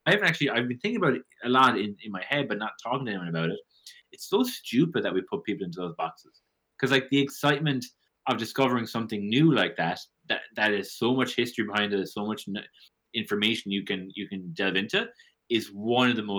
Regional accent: Limerick, Munster, Ireland; moved away as an adult; also born or lived in Toronto, Canada; now in Ottawa, Canada; I'm from Limerick.

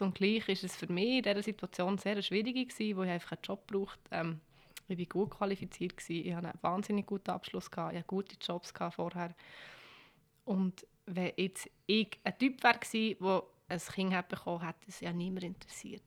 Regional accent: Bern, Switzerland; Ich bin zu Bern auf die Welt gekommen, ich bin in Langasse aufgewachsen.

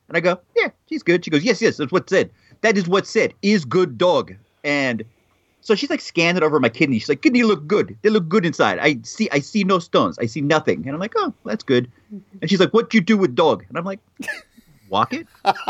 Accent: United States; As a proud American, it's offensive to me.

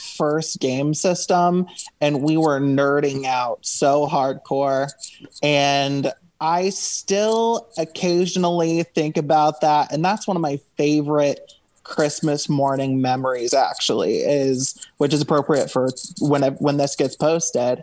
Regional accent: Cincinnati, Ohio, United States; I'm from Cincinnati, Ohio

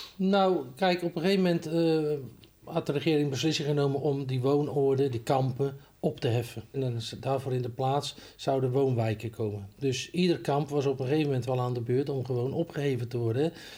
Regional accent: Netherlands; also born or lived in Ridderkerk; Ik ben een Hollander, een echte Hollander

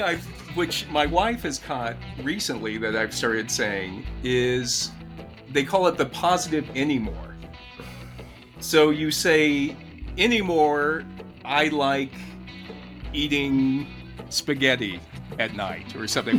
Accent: United States; I'm American

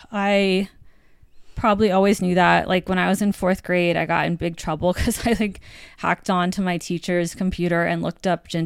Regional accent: U.S. Virgin Islands; moved away as an adult; also born or lived in Virginia / North Carolina; now in New York, United States; But I grew up in the Virgin Islands and then I went to school in Virginia and then North Carolina, the South.

